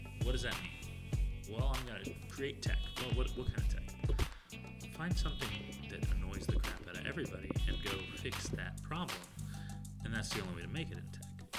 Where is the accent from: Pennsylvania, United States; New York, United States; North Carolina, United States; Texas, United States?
Texas, United States; Austin; I'm from Austin.